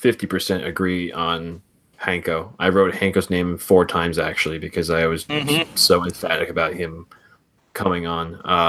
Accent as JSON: {"language": "English", "region": "New Jersey", "country": "United States", "also_born_or_lived": "Albany, New York", "moved": "yes", "lives_now": "New York City, United States", "said": "I'm from New Jersey"}